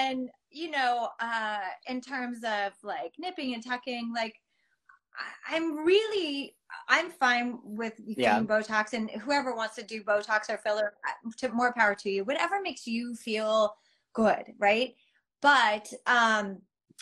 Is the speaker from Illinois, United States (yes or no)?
no; Las Vegas, Nevada, United States; I grew up in Vegas